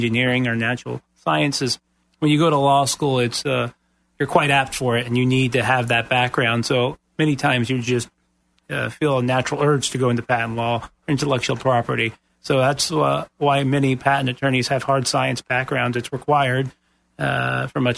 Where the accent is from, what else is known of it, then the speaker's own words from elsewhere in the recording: North Florida, United States; now in Central Florida, United States; I'm born and raised in North Florida